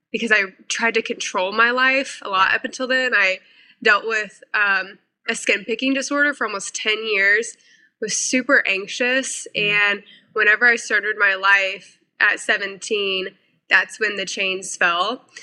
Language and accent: English; Missouri, United States; moved away as an adult; also born or lived in South Carolina / North Carolina; I moved my life from Missouri to South Carolina at 18 to go to school. I then, after college, moved my life to North Carolina